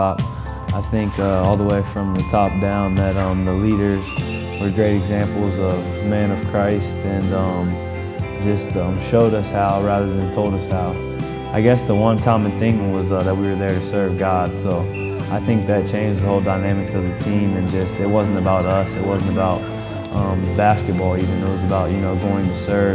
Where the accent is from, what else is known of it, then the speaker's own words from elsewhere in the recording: Troy, Ohio, United States; moved away as an adult; now in Hillsboro, United States; I'm from Troy, Ohio